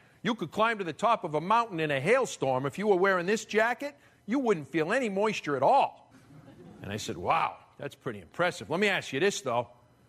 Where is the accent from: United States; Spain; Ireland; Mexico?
United States; Boston, Massachusetts; I'm from Boston, and it's getting cold, and I'm not looking forward to the winter. I hate the winters in Boston.